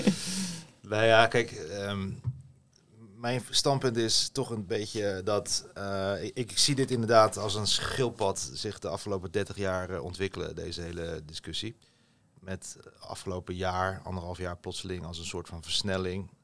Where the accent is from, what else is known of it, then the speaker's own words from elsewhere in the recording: Rotterdam, South Holland, Netherlands; opgevoed, opgegroeid in Rotterdam